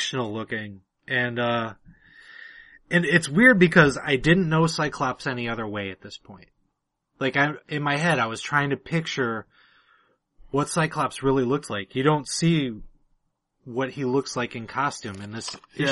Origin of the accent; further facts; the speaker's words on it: Detroit, Michigan, United States; I grew up in Detroit, and I had a lot of black friends as a kid